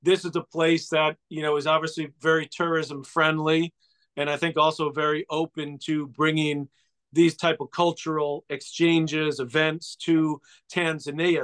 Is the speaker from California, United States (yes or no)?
no; New York City, New York, United States; they moved to sort of the nicer part of Douglaston, Queens, where we grew up